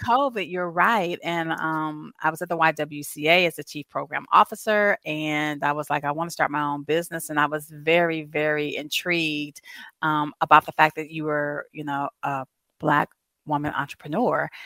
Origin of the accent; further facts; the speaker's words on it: Southern California, United States; moved away as an adult; also born or lived in Louisiana / Savannah, Georgia; now in Asheville, United States; I'm originally from Southern California, but born and raised, 40 plus years